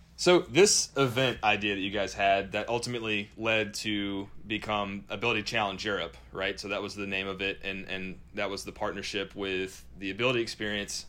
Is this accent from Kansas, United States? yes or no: no; North Carolina, United States; I'm from North Carolina.